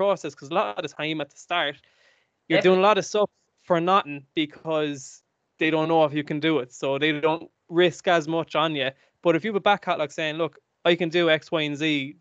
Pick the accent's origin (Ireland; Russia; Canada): Ireland; Carrick-on-Suir, Munster; moved away as an adult; also born or lived in Galway; I'm from Carrick and Shore, County Tipperary.